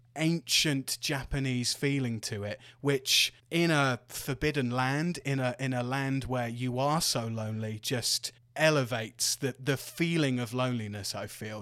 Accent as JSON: {"language": "English", "area": "Devon", "region": "South West England", "country": "United Kingdom", "tie": "born or raised there", "said": "my hometown in Devon"}